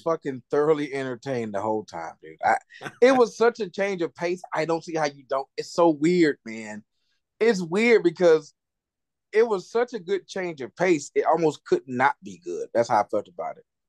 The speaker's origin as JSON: {"language": "English", "country": "United States", "said": "I'm an American"}